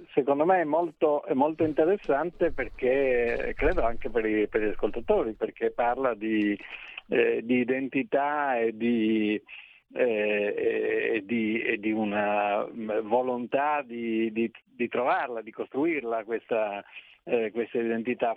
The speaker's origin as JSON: {"language": "Italian", "town": "Trieste", "region": "Friuli-Venezia Giulia", "country": "Italy", "said": "io sono di Trieste"}